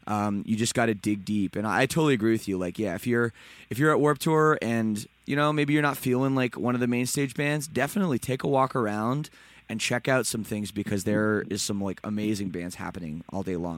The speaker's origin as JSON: {"language": "English", "town": "Toronto", "region": "Ontario", "country": "Canada", "said": "I'm also from Toronto, so I'm not from Vegas or Phoenix."}